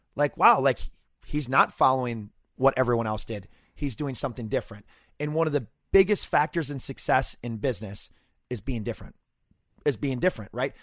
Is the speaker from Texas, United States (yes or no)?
no; Fridley, Minnesota, United States; growing up in Fridley